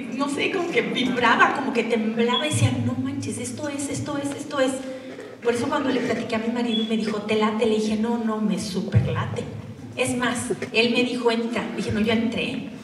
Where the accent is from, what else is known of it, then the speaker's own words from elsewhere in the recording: Durango, Mexico; moved away; also born or lived in Monterrey; Yo soy de Durango y me fui a Monterrey